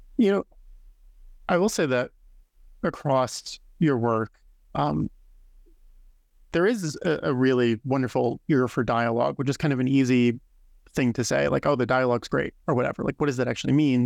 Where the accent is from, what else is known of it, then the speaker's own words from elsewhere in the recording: Fishkill, New York, United States; also born or lived in Hopewell Junction; I grew up in Fishkill and Hopewell Junction